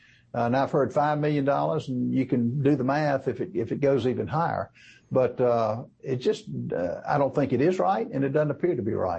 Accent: South Carolina, United States; They have a plant in Greenville, South Carolina, which is in my home state of South Carolina

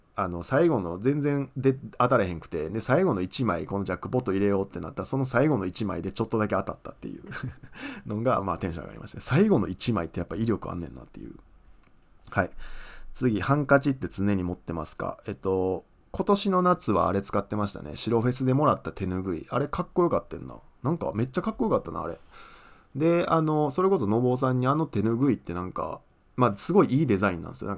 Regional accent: Osaka, Japan; 僕あの大阪の旭 区っていうとこ出身なんですけど

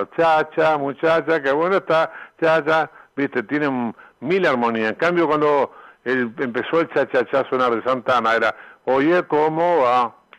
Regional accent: Uruguay; moved away as an adult; also born or lived in Argentina / Mexico; yo vine a Uruguay cantidad de veces, estuve 23 años afuera y venía a tocar acá

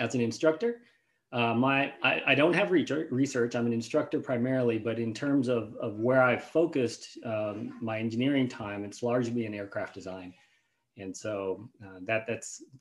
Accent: Liberal, Kansas, United States; moved away as an adult; I'm from Liberal, Kansas originally, so it's a pretty small town in Kansas

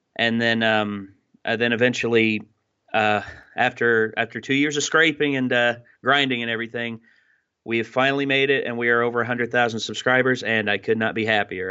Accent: Wise, Virginia, United States; moved away as an adult; also born or lived in Bristol, Virginia; I started out as um, at, in Wise, Virginia, of course, my my hometown

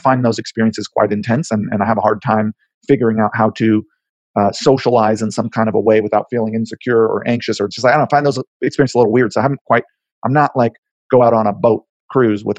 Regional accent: Haleiwa, Hawaii, United States; moved away as an adult; now in New York, United States; I grew up in Hawaii, and I miss my home.

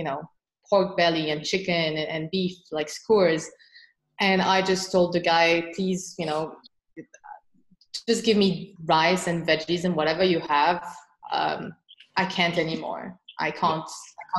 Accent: France; moved away as an adult; also born or lived in Beijing, China / Shanghai, China / Hong Kong; now in Singapore; I'm originally from France

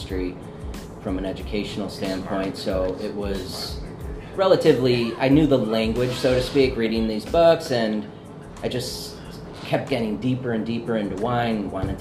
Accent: Oak Park, Illinois, United States; I grew up in Oak Park, which is the first suburb west of the city

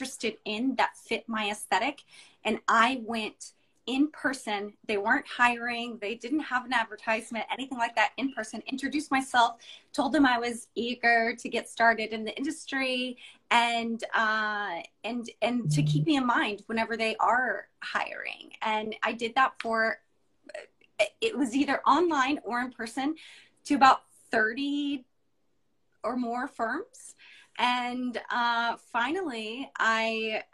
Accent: Dallas, Texas, United States; now in Houston, United States; I'm from Dallas originally, and I graduated from U of H.

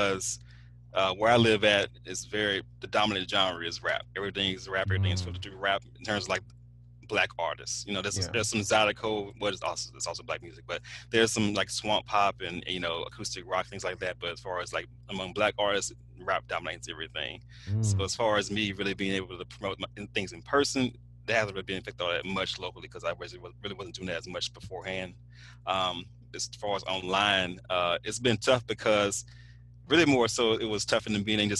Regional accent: Alexandria, Louisiana, United States; I grew up in Alexandria

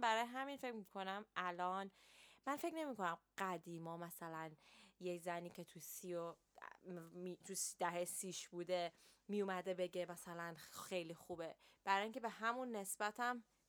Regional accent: Iran; now in London, United Kingdom; ماهایی که تو ایران بزرگ شدیم

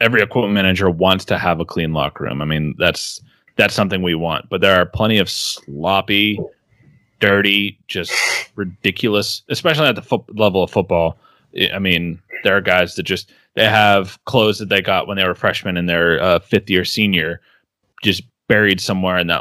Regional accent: Johnstown, Pennsylvania, United States; moved away; I'm originally from Johnstown

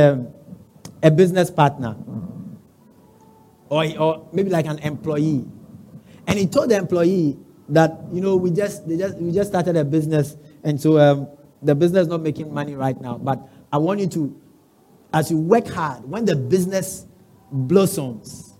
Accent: Accra, Greater Accra, Ghana; I come from Osu.

